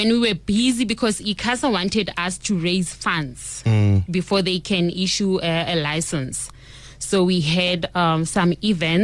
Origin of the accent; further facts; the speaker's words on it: Randfontein, Gauteng, South Africa; now in Polokwane, South Africa; Originally, I'm from Randfontein in a location called Mohlakeng